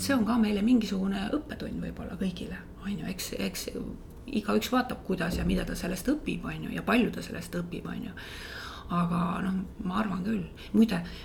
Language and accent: Estonian; Võsu, Lääne-Viru County, Estonia; minu lapsepõlv möödus Võsul